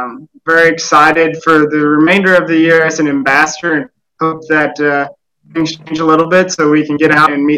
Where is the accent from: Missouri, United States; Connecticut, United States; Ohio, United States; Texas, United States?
Missouri, United States; Osage County; I'm from Osage County and reside in St. Thomas. I'm currently entering my last semester at Mizzou, where I'm studying agribusiness management and minoring in animal science.